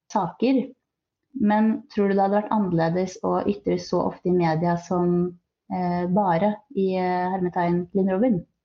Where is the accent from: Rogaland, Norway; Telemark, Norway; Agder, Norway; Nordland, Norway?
Telemark, Norway; Skien; moved away; Jeg er egentlig fra Skien